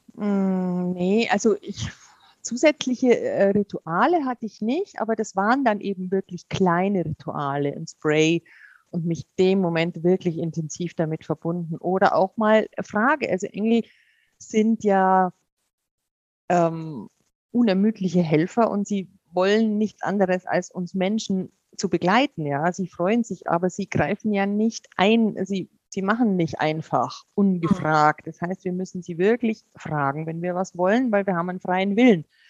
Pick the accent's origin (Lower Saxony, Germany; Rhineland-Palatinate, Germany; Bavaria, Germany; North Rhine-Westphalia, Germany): Bavaria, Germany; ich bin ja in Bayern aufgewachsen